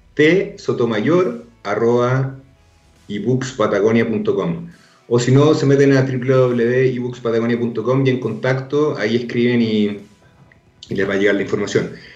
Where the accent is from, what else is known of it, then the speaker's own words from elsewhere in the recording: Arica, Arica y Parinacota, Chile; Yo crecí en Arica